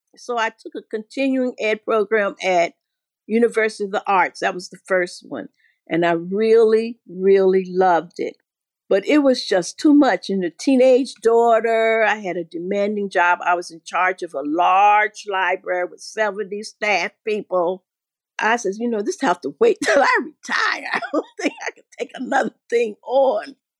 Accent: Asheville, North Carolina, United States; moved away as an adult; also born or lived in Kentucky / Philadelphia / New York; I grew up here in Asheville

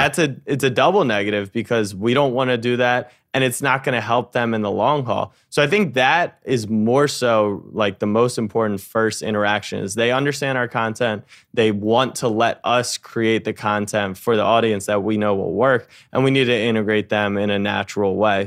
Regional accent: Maryland, United States; moved away as an adult; also born or lived in Texas; now in New York, United States; I grew up in Maryland, and then I moved to New York

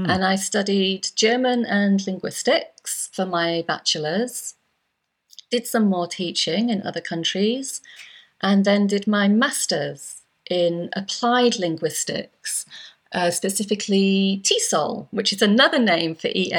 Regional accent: Yorkshire and the Humber, United Kingdom; also born or lived in Cyprus; I am indeed British. I'm English. I'm from the northeast, from North Yorkshire. But before I was 10, I'd spent 6 years of my life living in Cyprus because of my dad's job.

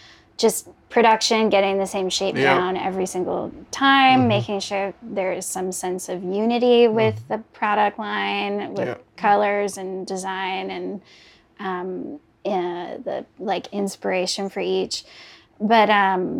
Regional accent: Calgary, Alberta, Canada; now in Halifax, Canada; I grew up in Calgary

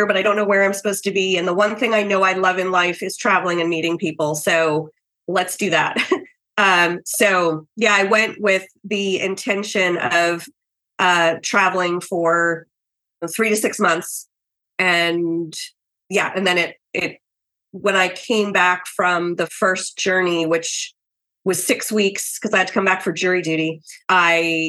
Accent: New York, United States; moved away as an adult; I'm a New Yorker

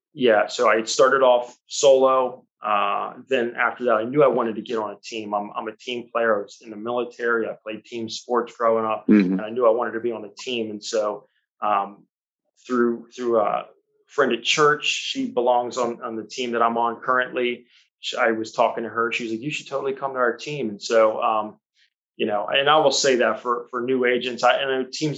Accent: Annapolis, Maryland, United States; I grew up here in Annapolis

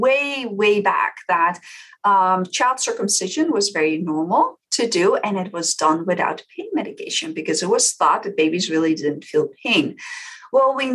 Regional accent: Netherlands; moved away as an adult; now in United States; I came to the US because I'm originally from the Netherlands

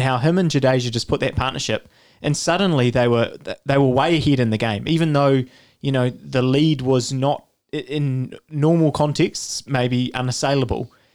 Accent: New Zealand; as a New Zealander

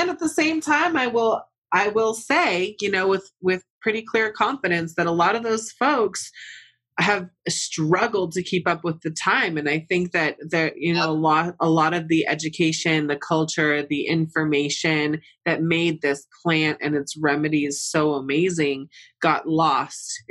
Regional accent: Santa Cruz, California, United States; I was born in Santa Cruz, oh. {S2} raised oh. in and {S1} all throughout the, you know, northern part of California, Central Coast. Like I'm a Cali girl at heart

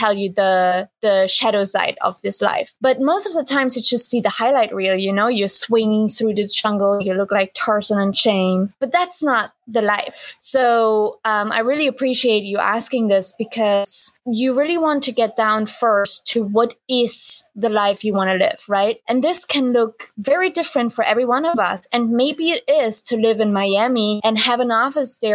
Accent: East Germany, Germany; now in Bali, Indonesia; I was born in East Germany, and that means I was born behind the wall.

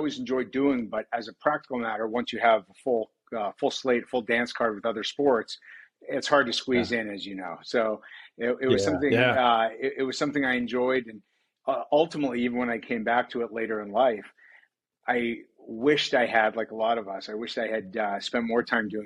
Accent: Montreal, Quebec, Canada; now in United States; I'm from Montreal originally. I grew up in Canada.

